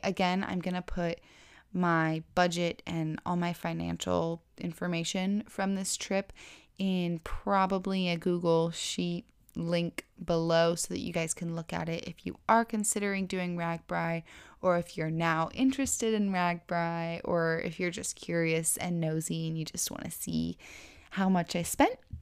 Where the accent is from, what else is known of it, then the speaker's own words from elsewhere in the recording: Florida, United States; I'm from Florida